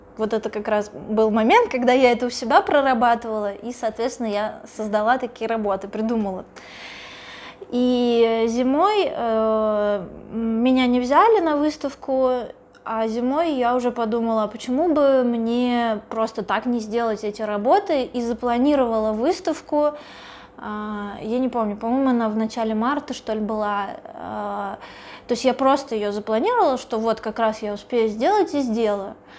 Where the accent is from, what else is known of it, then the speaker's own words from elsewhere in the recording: Russia; я из России